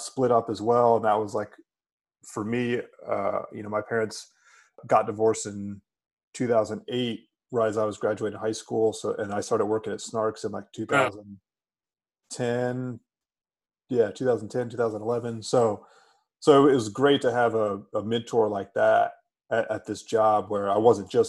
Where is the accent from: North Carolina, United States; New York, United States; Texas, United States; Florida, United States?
North Carolina, United States; Durham; growing up in Durham